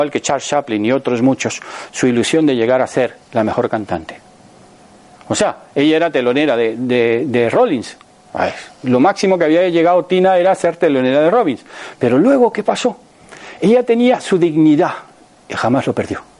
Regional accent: Panama; now in Spain; Cuando yo salí de Panamá hace 48 años, nadie bebía agua embotellada. Y ahora todo el mundo bebe agua embotellada. Aquí en España estaba agua de solares y lanjarón y para de contar.

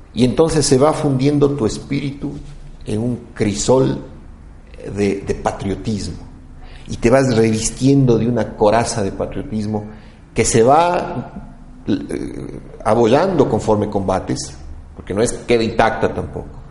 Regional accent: Quito, Pichincha, Ecuador; como quiteño

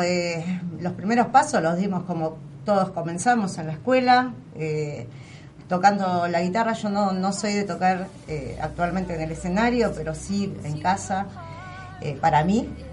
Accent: La Matanza, Buenos Aires Province, Argentina; nosotros somos artistas matanceros

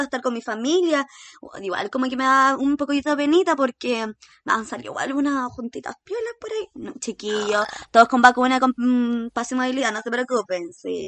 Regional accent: Chile; yo no soy esos chilenos que llega a septiembre y se disfrazan al tiro de guaso o guasita. No soy de esos chilenos

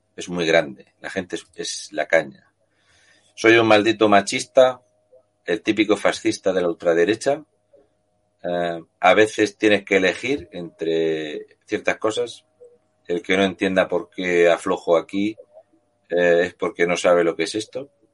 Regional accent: Region of Murcia, Spain; somos tontos y de Murcia

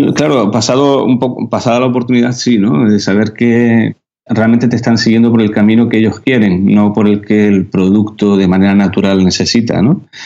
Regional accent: Canary Islands, Spain; accent: Canarian; los canarios no, sabes que no pronunciamos la, S.

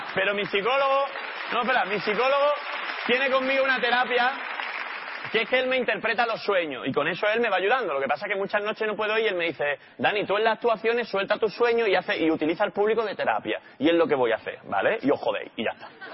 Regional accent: Málaga, Andalusia, Spain; yo soy de Málaga

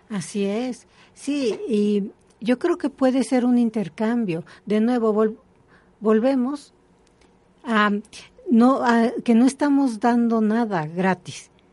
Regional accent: Mexico City, Mexico; Yo soy de aquí, de la Ciudad de México, mm, mm. pero he estado en muchos lugares

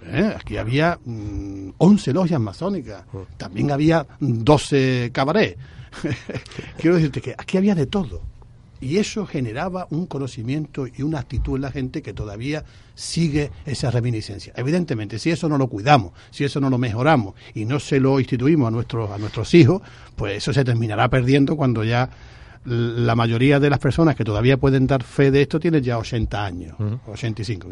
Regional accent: La Línea de la Concepción, Andalusia, Spain; mi pueblo, por el bien de mi gente

